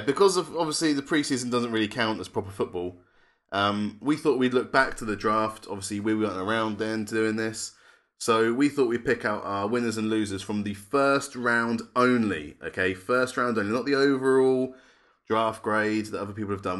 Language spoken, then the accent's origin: English; England, United Kingdom; we're not American. We are English, British, and European all at the same time.